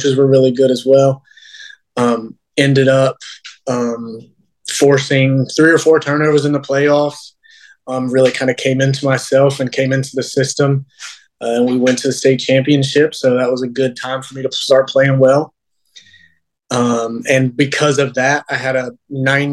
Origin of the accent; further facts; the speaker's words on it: Mocksville, North Carolina, United States; growing up in Mocksville